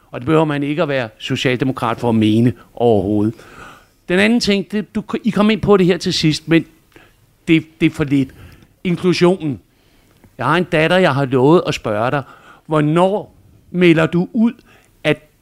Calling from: Greve, Zealand, Denmark; Hej Pernille … jeg kommer fra Greve.

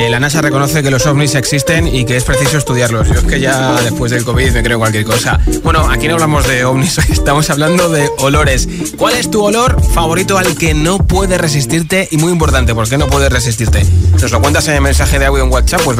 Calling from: Jaén, Andalusia, Spain; Hola, Josué … de Jaén y mi olor favorito

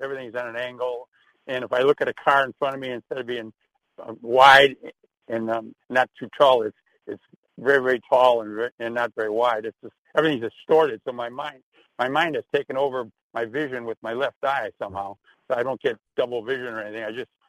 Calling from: Sarasota, Florida, United States; I'm from Sarasota here.

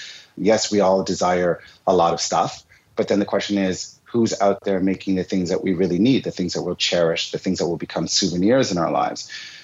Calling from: Montreal, Quebec, Canada; one of the two co-founders of Goody, and I'm calling from Montreal today.

